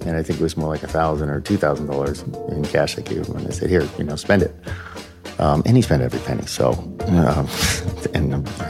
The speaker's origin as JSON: {"language": "English", "town": "Bedford", "region": "Massachusetts", "country": "United States", "tie": "born or raised there", "moved": "yes", "lives_now": "Whitefish, United States", "said": "I grew up in Bedford, Massachusetts, outside of Boston."}